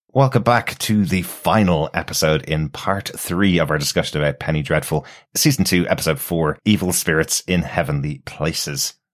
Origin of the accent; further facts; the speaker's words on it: Ireland; I'm Irish